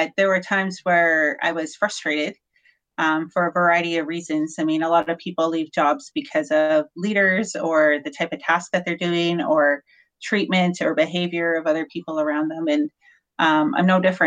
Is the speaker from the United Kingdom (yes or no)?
no; north of Grande Prairie, Alberta, Canada; I grew up on a farm north of Grand Prairie, very small town.